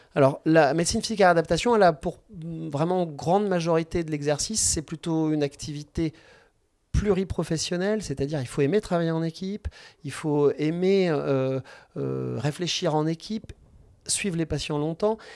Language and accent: French; Angers, Pays de la Loire, France; je suis un pur produit angevin. J'ai fait mes études médicales à Angers